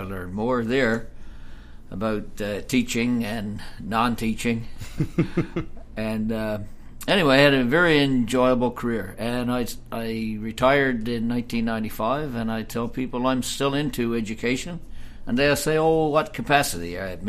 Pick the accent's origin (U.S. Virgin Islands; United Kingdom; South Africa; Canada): Canada; Heart's Delight-Islington, Newfoundland and Labrador; like Stan, I grew up in Heart's Delight, Islington, and found my way back there.